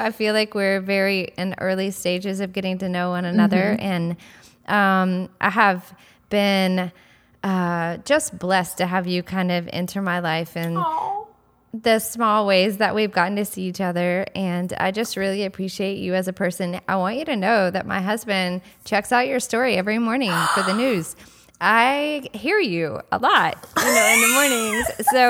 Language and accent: English; Georgia, United States; born there; also born or lived in North Carolina; now in South Carolina, United States; I was born in Georgia, lived in North Carolina for 20 years, and now I'm in South Carolina.